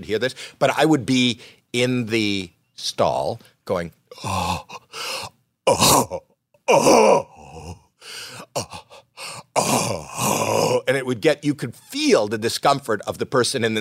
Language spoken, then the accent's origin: English; Canada; I'm Canadian